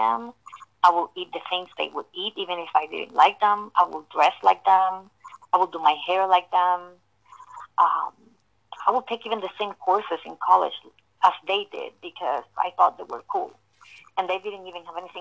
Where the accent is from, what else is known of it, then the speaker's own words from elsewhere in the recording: Puerto Rico; born and raised in Puerto Rico